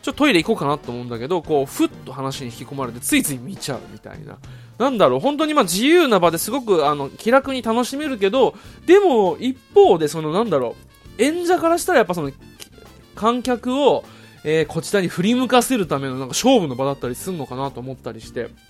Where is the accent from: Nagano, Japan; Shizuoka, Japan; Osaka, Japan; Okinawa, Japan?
Okinawa, Japan; moved away as an adult; now in Tokyo, Japan; 地元の沖縄